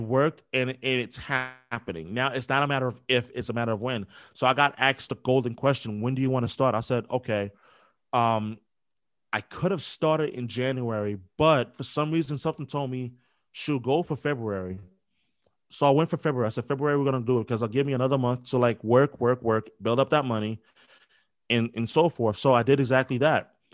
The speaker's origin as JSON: {"language": "English", "region": "New York", "country": "United States", "tie": "born or raised there", "also_born_or_lived": "Philadelphia", "moved": "as an adult", "lives_now": "Boston, United States", "said": "Growing up in New York"}